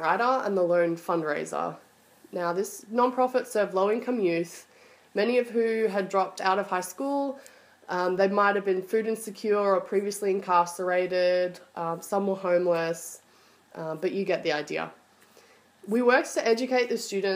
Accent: Australia; moved away as an adult; also born or lived in Melbourne, Australia; now in United States; I am originally from Australia, although I spent my early years living in the US.

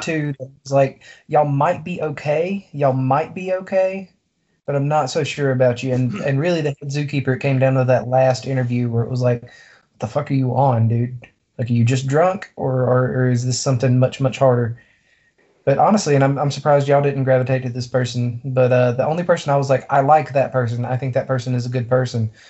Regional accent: Deep South, United States; to be from the deep south, we certainly are.

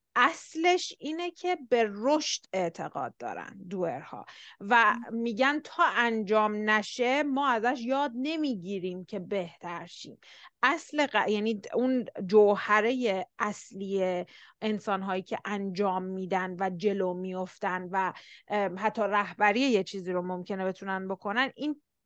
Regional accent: Iran; ما ایرانی هستیم

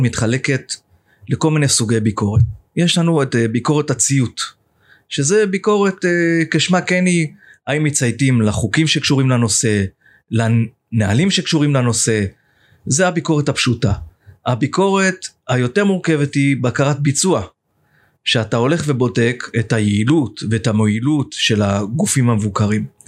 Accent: Jerusalem, Jerusalem District, Israel; now in Dolev; ואני ירושלמי, אני בא ממשפחה ירושלמית

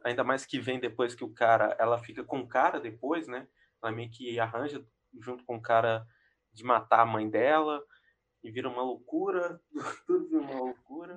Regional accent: Brazil; a gente sendo brasileiro

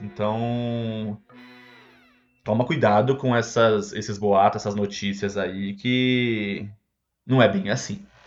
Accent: Brazil; now in Toronto, Canada; eu sou brasileiro

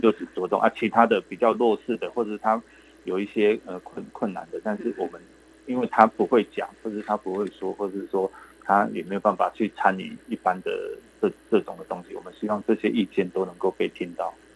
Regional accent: Yilan County, Taiwan; 我们宜兰人是很好客

